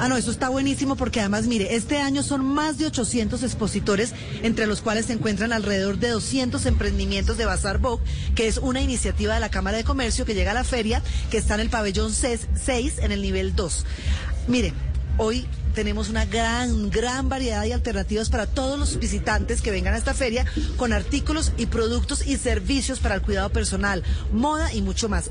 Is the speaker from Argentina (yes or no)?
no; Colombia; como buen colombiano